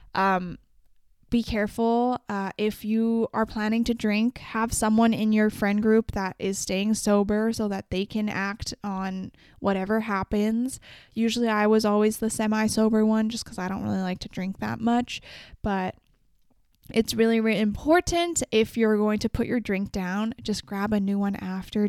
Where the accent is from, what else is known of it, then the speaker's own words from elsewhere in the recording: Vancouver, British Columbia, Canada; I'm from Vancouver, so I've explored a lot of it